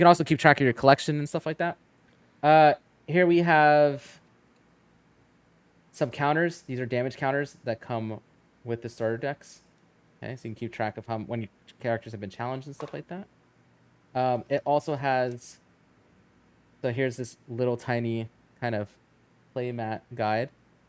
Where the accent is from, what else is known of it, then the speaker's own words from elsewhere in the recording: New Jersey, United States; Is it weird that growing up in Jersey, I see this paper and all I think is of like a pork roll egg?